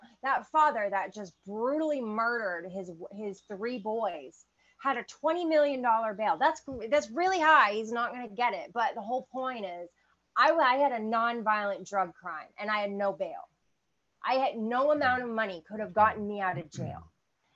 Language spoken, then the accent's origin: English; Maine, United States; I grew up in Maine